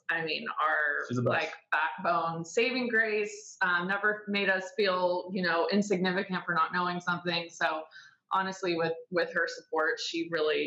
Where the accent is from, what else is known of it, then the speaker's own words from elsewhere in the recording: San Diego, California, United States; I'm from San Diego